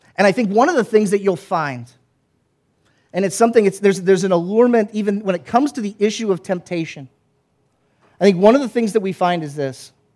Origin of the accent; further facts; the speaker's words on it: the South, United States; I grew up in the South.